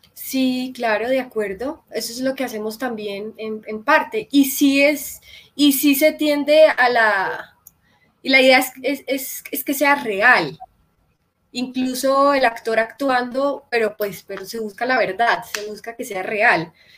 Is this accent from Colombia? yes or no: yes; Medellín, Antioquia, Colombia; moved away as an adult; now in Bogotá, Colombia; de Medellín, nací en un carro y mi familia, la mayoría están allá